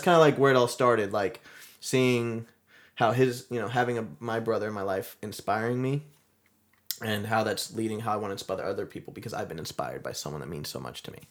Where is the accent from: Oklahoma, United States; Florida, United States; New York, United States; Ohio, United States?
Florida, United States; Mount Dora; I'm, I'm originally from Florida. We grew up here in Florida, Mount Dora, Florida